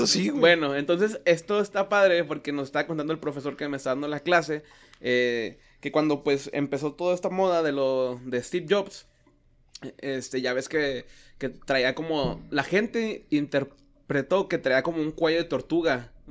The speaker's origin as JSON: {"language": "Spanish", "country": "Mexico", "said": "cuando ha visto las publicaciones en Facebook que soy mexicano, pero no me gusta esto."}